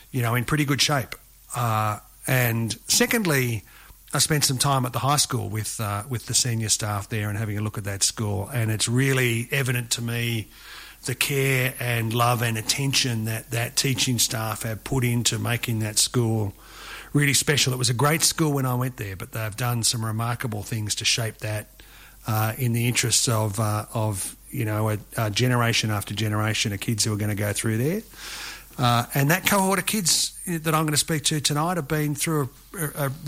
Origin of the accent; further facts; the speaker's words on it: Glen Innes, New South Wales, Australia; I spent uh, four years living here, and I whenever anybody says where do you come from, I say I come from Glen Innes.